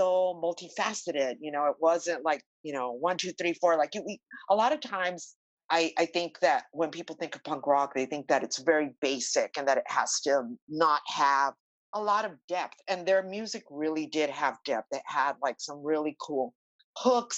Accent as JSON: {"language": "English", "town": "Los Angeles", "region": "California", "country": "United States", "tie": "born or raised there", "said": "I grew up in East"}